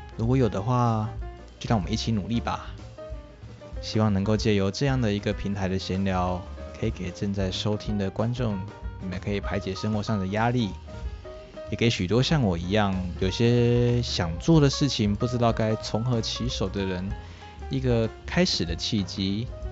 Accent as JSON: {"language": "Chinese", "region": "Tainan", "country": "Taiwan", "said": "我是一个一九九二年出生，现年刚突破二十八岁大官的台南人"}